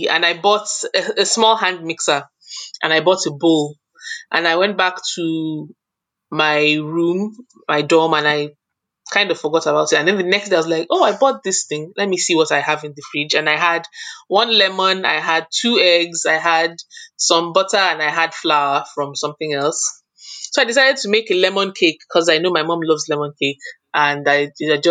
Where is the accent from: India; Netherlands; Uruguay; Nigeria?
Nigeria; moved away as an adult; also born or lived in United Kingdom; now in Milton, Canada; growing up in Nigeria, my mom used to bake a lot.